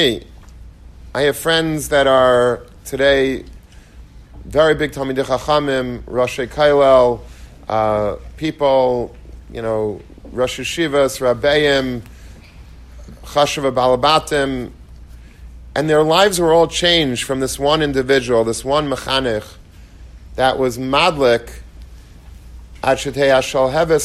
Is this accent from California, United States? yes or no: no; Long Beach, New York, United States; I grew up in Long Beach, and that's where I went to yeshiva